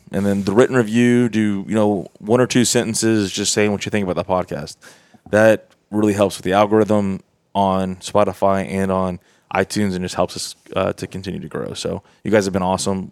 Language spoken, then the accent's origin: English; Southeast, United States; I'm from the Southeast